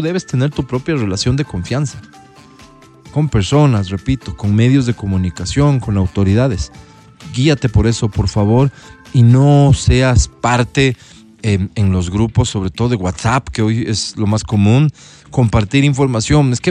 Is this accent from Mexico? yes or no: no; Ecuador; somos un Estado constituido, vivo en Ecuador, soy ecuatoriano